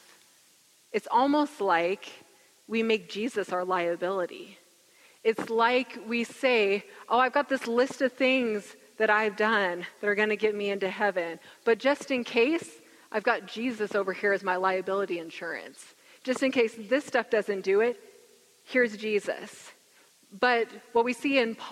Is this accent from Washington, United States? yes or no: yes; Gig Harbor, Washington, United States; I grew up in Gig Harbor